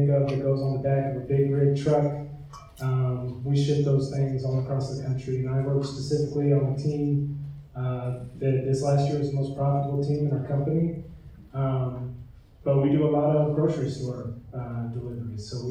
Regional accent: Indianapolis, Indiana, United States; moved away as an adult; also born or lived in Ohio; born and raised in Indianapolis

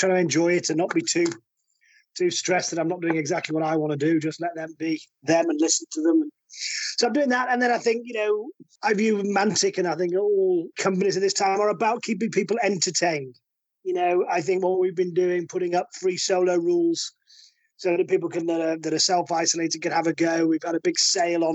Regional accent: the north of England, United Kingdom; We're all northerners, and we're all poor up here

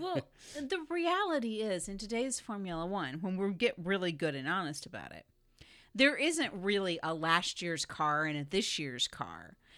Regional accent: Southeast Florida, United States; moved away; I grew up in Florida

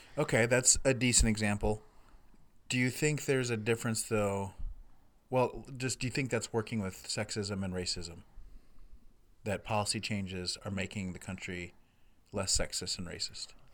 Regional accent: United States; as a American white person

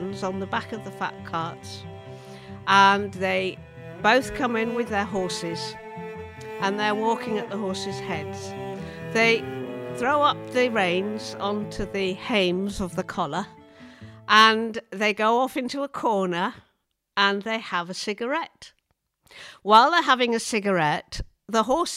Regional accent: Kentmere, North West England, United Kingdom; also born or lived in Ireland; we went to live in the Lake District. We went to live in Kentmere, and I was about eight

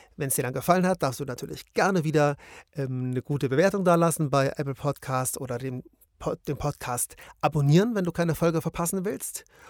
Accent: Munich, Bavaria, Germany; wir sind ja beide aus München

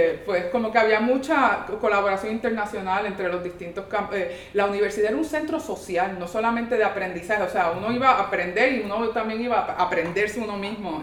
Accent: San Juan, Puerto Rico; moved away as an adult; also born or lived in Quebec, Canada; now in New York, United States; yo era santarricense. Ah. Este, yo, yo me, yo, o técnicamente del barrio Blondet, que es la coyuntura. Y, este, y, o sea, me crié ahí en Río Piedra

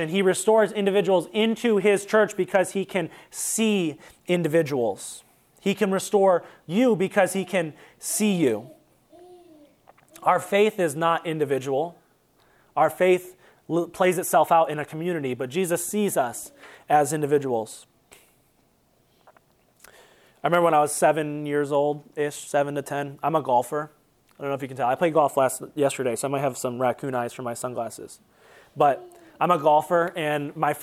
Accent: Toledo, Ohio, United States; now in Columbus, United States; we're from Toledo

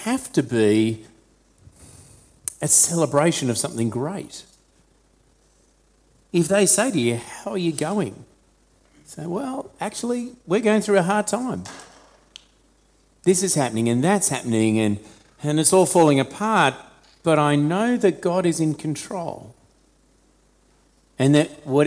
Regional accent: Australia; Australian Christians

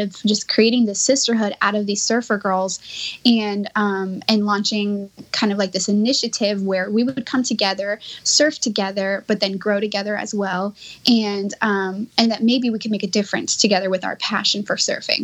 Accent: Miami, Florida, United States; moved away as an adult; now in California, United States; I grew up in Miami, Florida, and there's zero surf culture there at all

